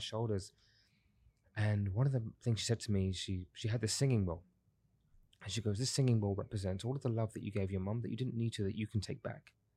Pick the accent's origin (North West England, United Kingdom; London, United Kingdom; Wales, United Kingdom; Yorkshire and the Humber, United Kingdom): London, United Kingdom; now in Dubai, United Arab Emirates; I'm originally from London, uh, born and raised in London, South East London